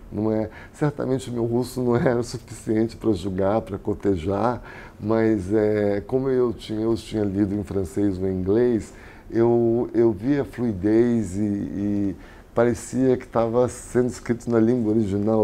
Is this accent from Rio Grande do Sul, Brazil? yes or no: no; Rio de Janeiro, Brazil; moved away as an adult; also born or lived in Europe; now in São Paulo, Brazil; minha cidade natal